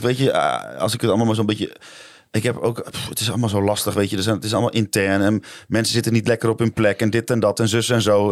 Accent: Dalfsen, Overijssel, Netherlands; moved away; ik kom uit Dalfsen, dat ik dan nu zeg, nou, dan ga ik wel weer in Dalfsen wonen

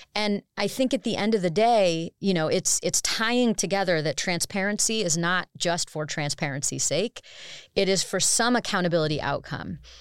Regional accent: United States; as an American

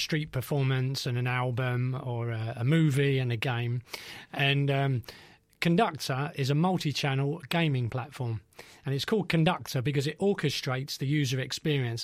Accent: London, United Kingdom; I grew up in East Ham

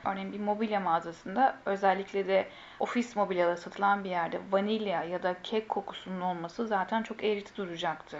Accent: Bulgaria; 1978 Bulgaristan doğumluyum.

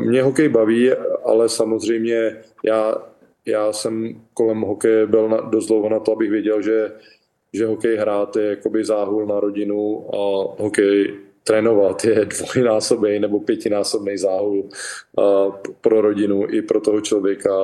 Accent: Czechia; moved away as an adult; also born or lived in Nashville, United States; now in Florida, United States; jsem Čech

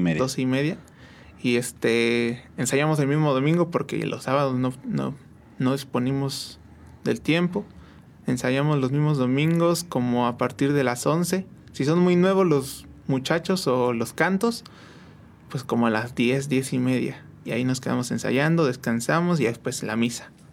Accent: San Juan del Río, Querétaro, Mexico; Yo soy aquí de San Juan del Río completamente

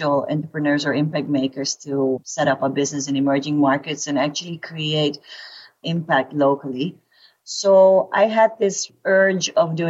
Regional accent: Philippines; moved away; I was born in the Philippines and I actually had a jackfruit tree in my backyard

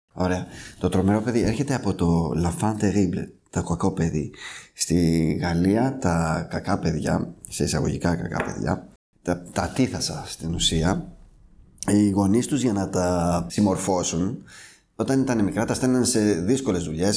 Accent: Serifos, South Aegean, Greece; also born or lived in France; now in Athens, Greece; Εγώ κατάγομαι από τη Σέριφο, ένα μικρό νησί των Κυκλάδων.

